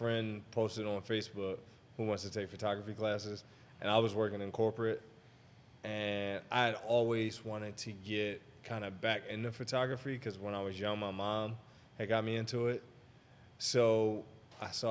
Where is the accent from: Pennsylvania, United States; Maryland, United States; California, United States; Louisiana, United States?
Maryland, United States; Baltimore; moved away as an adult; also born or lived in Atlanta; now in Los Angeles, United States; I'm originally from Baltimore. So after I was there until I was 18